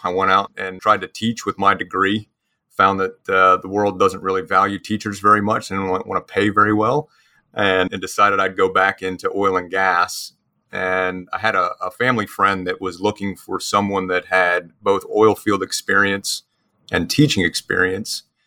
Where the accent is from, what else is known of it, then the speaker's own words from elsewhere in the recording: New Jersey, United States; moved away as an adult; also born or lived in Mississippi / Lafayette, Louisiana; now in Houston, United States; I'm actually originally from New Jersey, so I'm a, a transplanted Yankee to the South.